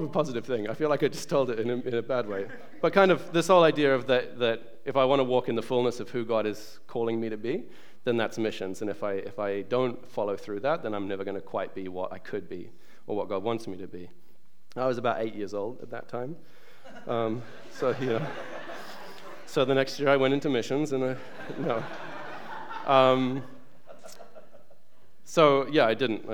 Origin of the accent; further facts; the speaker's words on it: New Zealand; moved away; also born or lived in England; I was born in England, but I grew up in New Zealand because my family moved there when I was 6 years old